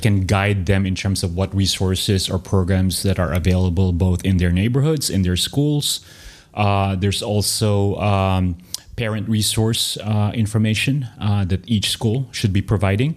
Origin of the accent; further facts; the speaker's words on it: Manila, Metro Manila, Philippines; now in Austin, United States; growing up in Manila